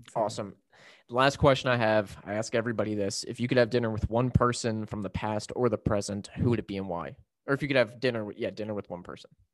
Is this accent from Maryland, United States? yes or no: yes; Maryland, United States; I'm from Maryland